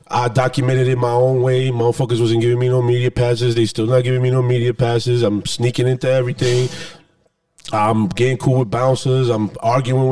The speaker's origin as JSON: {"language": "English", "town": "New York City", "region": "New York", "country": "United States", "said": "I'm from the Bronx."}